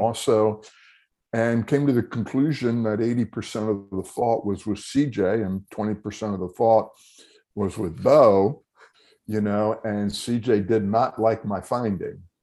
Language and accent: English; Telford, Pennsylvania, United States; I was born and raised in Telford